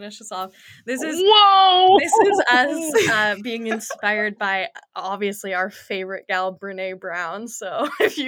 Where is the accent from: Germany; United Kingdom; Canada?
Canada; Kelowna, British Columbia; now in Vancouver, Canada; growing up in Kelowna